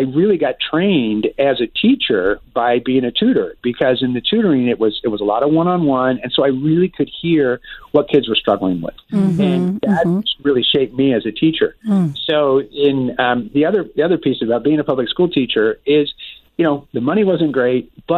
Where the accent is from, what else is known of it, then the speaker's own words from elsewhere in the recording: Florida, United States; moved away as an adult; now in San Juan, Puerto Rico; So I grew up in Florida, and our office was based in Florida